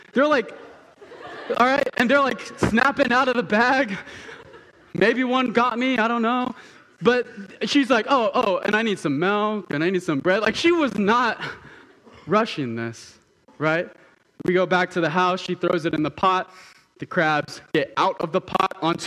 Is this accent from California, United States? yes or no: yes; Southern California, United States; moved away; I'm from Southern California